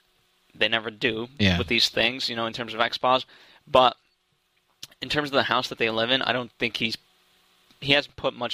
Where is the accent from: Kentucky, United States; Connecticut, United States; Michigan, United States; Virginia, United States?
Connecticut, United States; I grew up in Connecticut